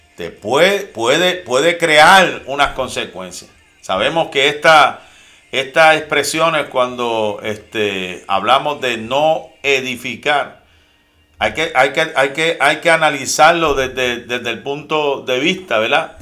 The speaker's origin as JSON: {"language": "Spanish", "country": "Puerto Rico", "moved": "yes"}